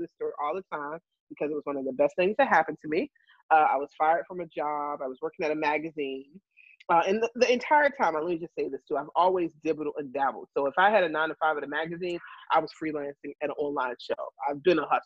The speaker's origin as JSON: {"language": "English", "town": "Chesapeake", "region": "Virginia", "country": "United States", "tie": "born or raised there", "also_born_or_lived": "New York", "moved": "as an adult", "said": "In high school, I wrote for my local paper in Virginia. I'm from Chesapeake, Virginia."}